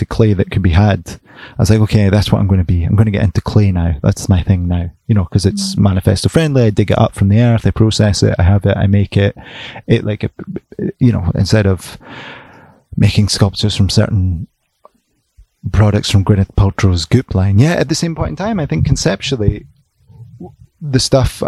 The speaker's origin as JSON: {"language": "English", "country": "United Kingdom", "said": "we're very British"}